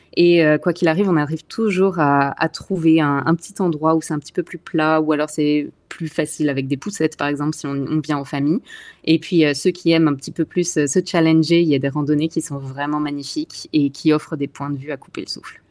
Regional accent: Alsace, Grand Est, France; moved away as an adult; also born or lived in Paris / Montreal / Vancouver; now in Canada; je viens d'Alsace, dans l'est de la France, donc pas très loin de Strasbourg. J'y ai vécu euh, toute mon enfance

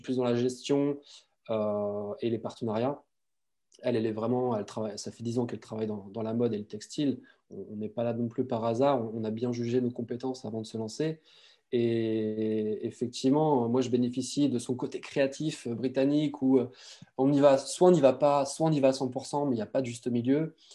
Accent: Brittany, France; je suis breton

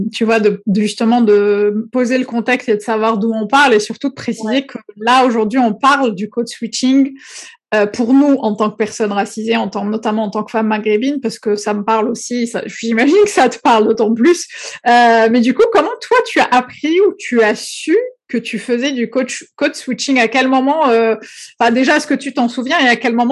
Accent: Algeria; now in France; j'ai suis née, j'ai grandi en Algérie, donc il y a beaucoup beaucoup de choses que j'ai découvert en arrivant en France.

